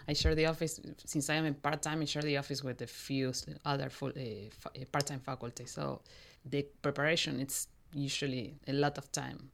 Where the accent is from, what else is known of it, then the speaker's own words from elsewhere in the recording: Mendoza, Argentina; moved away; I was born in Argentina, in Mendoza, which is, Mendoza is a town, um, west, b-, nearby Chile. I was born there. I went to s, eh, scho, eh, school there